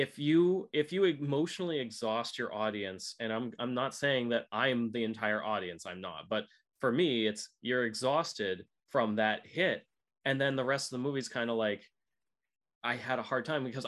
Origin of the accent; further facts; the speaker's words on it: United States; I'm an American